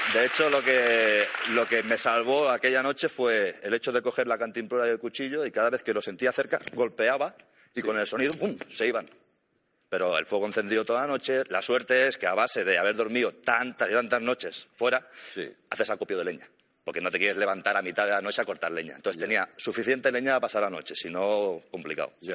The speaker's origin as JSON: {"language": "Spanish", "region": "Catalonia", "country": "Spain", "said": "Yo soy catalán"}